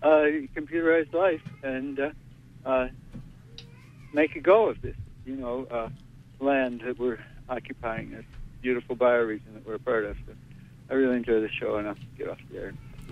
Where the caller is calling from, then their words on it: Brooklyn, New York, United States; Hi, yes, David. I'm calling from Brooklyn. And I'm really enjoying the program.